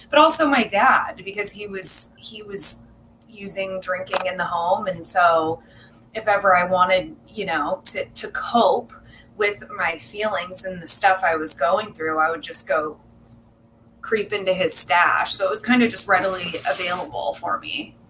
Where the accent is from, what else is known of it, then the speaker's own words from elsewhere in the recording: South Orange County, California, United States; also born or lived in South Bay, California; I was born in South Bay and raised in South Orange County. My family moved down here when I was young, like three